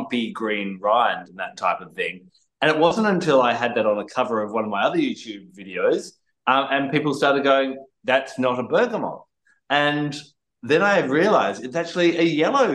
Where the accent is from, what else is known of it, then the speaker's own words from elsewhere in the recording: Australia; I'm Australian